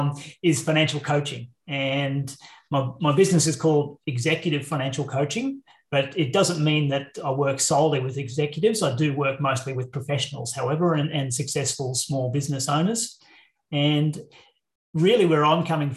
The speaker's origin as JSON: {"language": "English", "region": "Queensland", "country": "Australia", "also_born_or_lived": "Brisbane", "said": "I'm a Queenslander. So living in Brisbane now in central Queensland is home."}